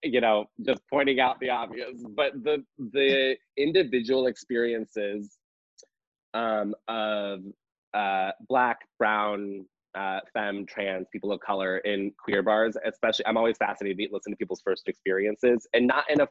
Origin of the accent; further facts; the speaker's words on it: Hebron, Illinois, United States; also born or lived in Champaign, Illinois; growing up in Hebron, Illinois, which was a I didn't want to use the word predominantly, like a pretty much all white, small farm town in Illinois